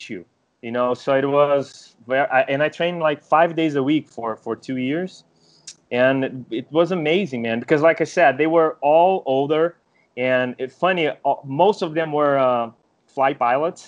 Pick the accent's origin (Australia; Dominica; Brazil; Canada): Brazil; I was born in Brazil